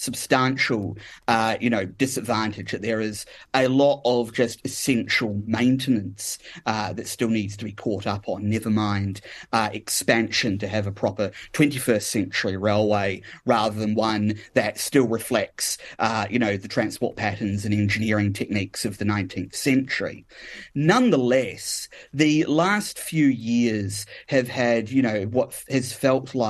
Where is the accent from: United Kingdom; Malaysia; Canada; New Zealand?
New Zealand; Kapiti Coast, Wellington; now in Perth, Australia; as a very young age growing up on the Kapiti Coast